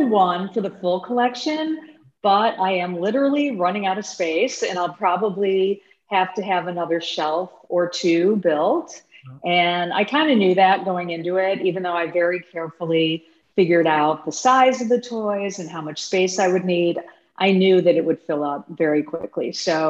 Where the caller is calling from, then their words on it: Chicago, Illinois, United States; Today, I'm zooming in from Chicago.